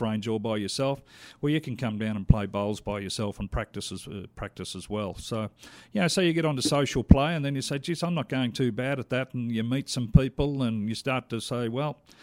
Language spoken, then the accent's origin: English; Australia; moved away as an adult; now in Calgary, Canada; I'm Australian